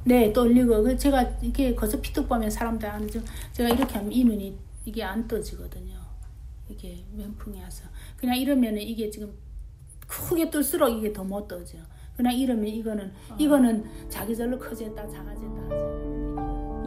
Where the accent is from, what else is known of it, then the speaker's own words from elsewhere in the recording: North Korea; moved away as an adult; also born or lived in China; now in Utah, United States; 우리가 북한에서 태어난 것도